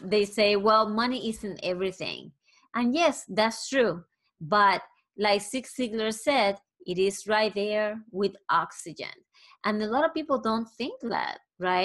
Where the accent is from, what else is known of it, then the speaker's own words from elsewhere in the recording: Puerto Rico; I am originally from Puerto Rico